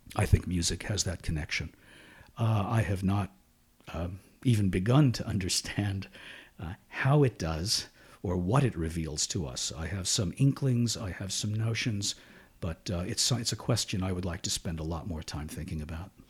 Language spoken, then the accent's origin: English; Shenandoah, Pennsylvania, United States; I was born in Shenandoah, Pennsylvania, and raised there.